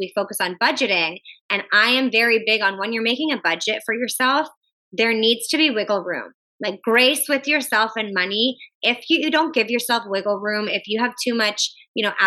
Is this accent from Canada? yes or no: yes; Canada; I'm Canadian.